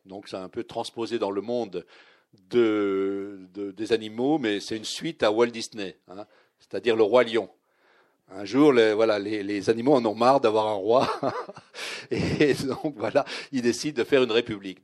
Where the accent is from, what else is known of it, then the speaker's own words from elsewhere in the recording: Vosges, southern Lorraine, Grand Est, France; also born or lived in Nancy; j'étais lorrain, mais je venais du sud de Lorraine. Je venais des Vosges.